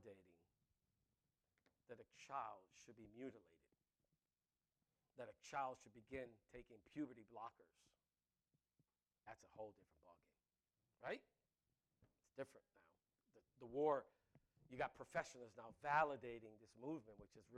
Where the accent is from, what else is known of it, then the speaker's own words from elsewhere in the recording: New York City, New York, United States; I grew up in the Bronx